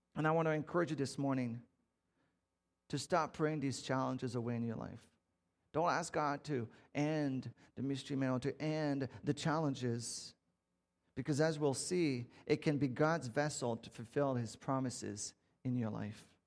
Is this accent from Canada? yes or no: yes; Canada; I'm French Canadian